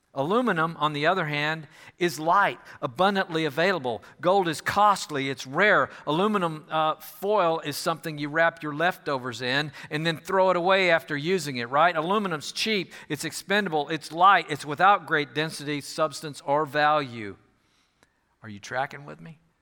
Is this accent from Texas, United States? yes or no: yes; Houston, Texas, United States; moved away as an adult; also born or lived in Fort Worth / Nebraska; I'm from the Houston area originally